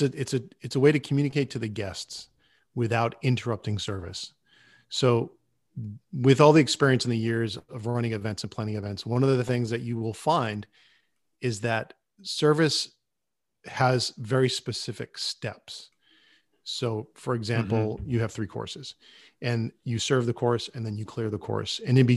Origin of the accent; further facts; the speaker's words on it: Rhode Island, United States; now in New York, United States; When I first moved to New York, I had a job and I had gotten laid off. And being in New York, I'm from Rhode Island. I did not want to go back to Rhode Island.